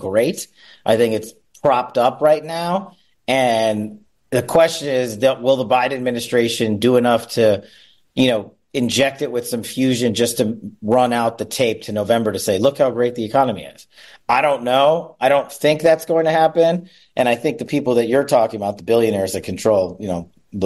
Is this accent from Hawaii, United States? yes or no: no; Las Vegas, Nevada, United States; back here in my hometown of Las Vegas